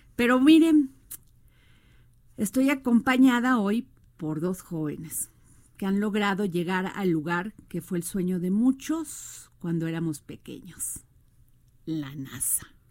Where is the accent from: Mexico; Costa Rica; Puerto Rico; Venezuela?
Mexico; soy mexicana